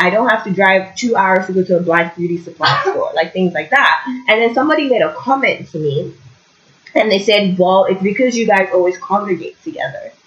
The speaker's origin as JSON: {"language": "English", "region": "Lagos", "country": "Nigeria", "tie": "born or raised there", "moved": "yes", "lives_now": "Kingston, Canada", "said": "we grew up in Lagos, it's very loud, I'm not a huge fan. And then I came to Canada"}